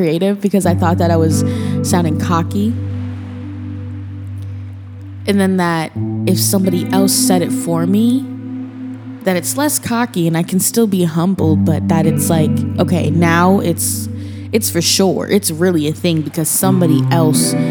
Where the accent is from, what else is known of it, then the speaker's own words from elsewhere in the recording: Minnesota, United States; moved away as an adult; now in Portland, United States; I'm from Minnesota